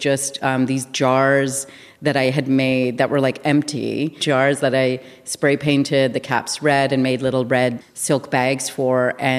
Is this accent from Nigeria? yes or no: no; Winnipeg, Manitoba, Canada; I grew up in Winnipeg.